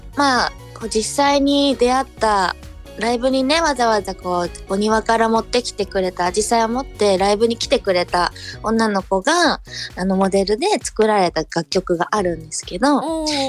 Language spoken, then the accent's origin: Japanese; Chiba, Japan; also born or lived in Fukuoka; 私は福岡生まれの千葉育ちなので